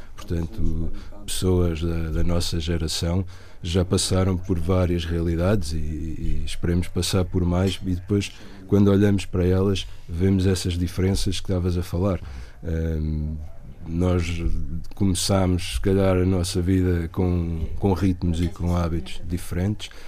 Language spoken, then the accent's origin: Portuguese; Portugal; moved away; also born or lived in Lisbon; nasci em Corus, que é meio rural, e já vivi bastantes anos em Lisboa